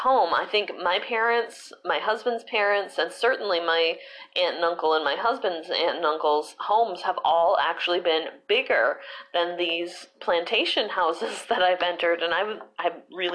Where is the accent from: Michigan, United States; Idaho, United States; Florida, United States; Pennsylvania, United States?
Michigan, United States; now in South Carolina, United States; being from Michigan means I'm Midwestern, so I'm not a Yankee